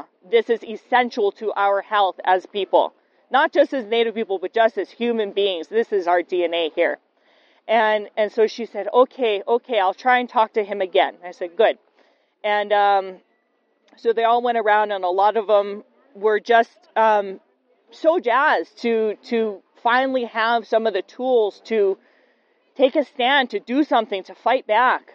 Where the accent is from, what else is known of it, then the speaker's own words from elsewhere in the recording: Aiea, Hawaii, United States; I'm from Oahu. I'm from Aiea